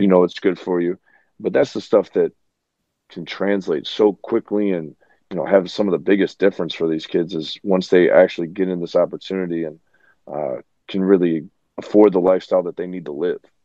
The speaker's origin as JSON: {"language": "English", "town": "Chicago", "region": "Illinois", "country": "United States", "said": "we're from the Chi"}